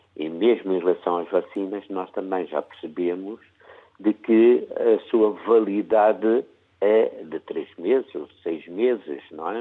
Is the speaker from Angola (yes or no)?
yes; Angola; now in Porto, Portugal; eu como angolano